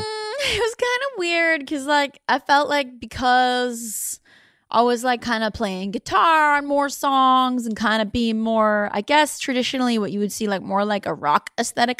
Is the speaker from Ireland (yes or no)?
no; Canada; I was born in Canada